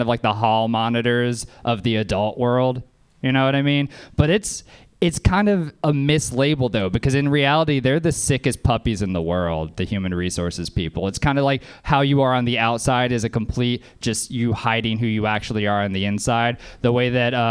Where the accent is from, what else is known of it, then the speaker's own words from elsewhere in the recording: Louisiana, United States; I'm from Louisiana